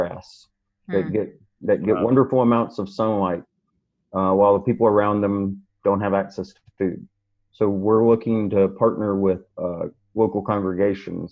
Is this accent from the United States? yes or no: yes; Mississippi, United States; moved away; also born or lived in Raleigh, North Carolina; I'm originally from Mississippi, moved back home after 20-something years away